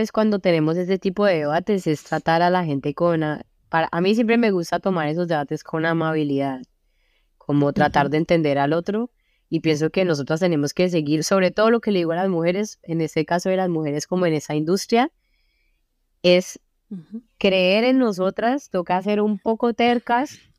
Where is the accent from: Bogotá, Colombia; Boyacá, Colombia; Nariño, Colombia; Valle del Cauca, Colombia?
Valle del Cauca, Colombia; Cali; moved away as an adult; also born or lived in Belgium; now in Brussels, Belgium; mi vida en Colombia y lo que viví, como donde crecí